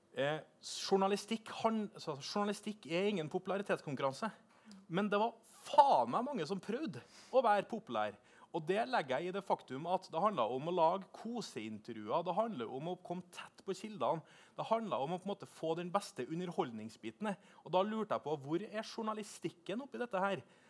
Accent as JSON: {"language": "Norwegian", "town": "Trondheim", "region": "Trøndelag", "country": "Norway", "moved": "yes", "lives_now": "Oslo, Norway", "said": "Og så er jeg fra Trondheim"}